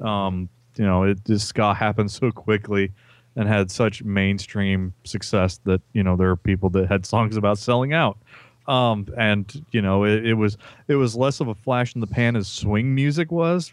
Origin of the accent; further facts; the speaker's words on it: Peru, Indiana, United States; my hometown